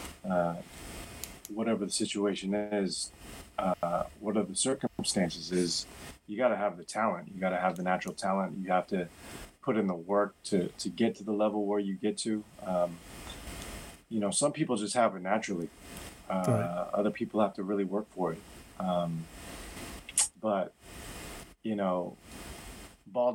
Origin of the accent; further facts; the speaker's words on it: Mercer Island, Washington, United States; also born or lived in Korea / New York; I was born in Korea, but I moved to Seattle when I was literally two years old. So, you know, I went from preschool through college in Seattle.